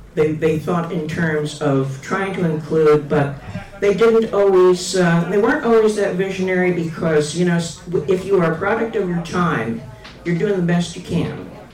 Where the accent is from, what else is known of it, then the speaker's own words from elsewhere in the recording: Massachusetts, United States; moved away as an adult; also born or lived in Kansas City area; I moved from Massachusetts to the Kansas City area